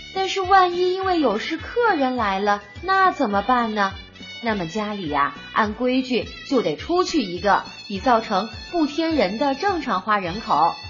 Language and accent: Chinese; Chengdu, Sichuan, China; 咱们成都人